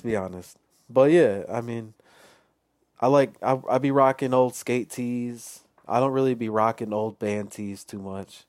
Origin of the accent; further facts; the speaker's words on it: Chicago, Illinois, United States; I grew up in Chicago